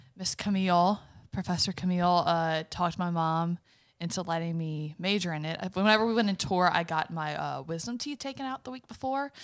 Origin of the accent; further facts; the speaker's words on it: Berwick, Louisiana, United States; also born or lived in Morgan City; I grew up in Berwick.